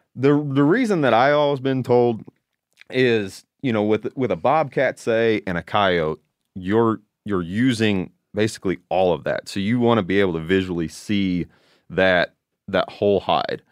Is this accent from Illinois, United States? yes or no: yes; Southern Illinois, United States; I'm from Illinois, Southern Illinois.